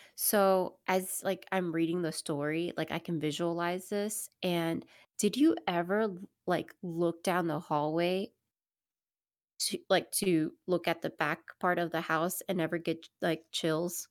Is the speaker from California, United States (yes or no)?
no; Miami, Florida, United States; moved away; growing up in Miami, we have obviously a lot of family members in Miami